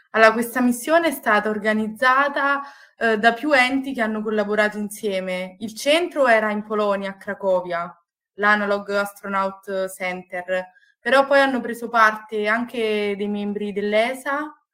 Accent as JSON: {"language": "Italian", "region": "Marche", "country": "Italy", "lives_now": "Padua, Italy", "said": "vengo dalle Marche e sono un ingegnere biomedico, ho una laurea triennale all'Università di Pisa e poi mi sono trasferita a Padova per la magistrale"}